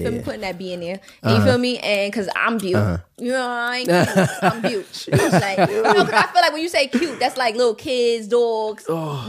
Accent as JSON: {"language": "English", "town": "New York City", "region": "New York", "country": "United States", "said": "I'm from Brooklyn."}